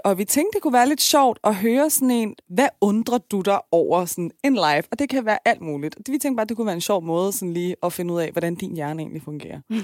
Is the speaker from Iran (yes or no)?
yes; Iran; now in Denmark; jeg er fra Iran.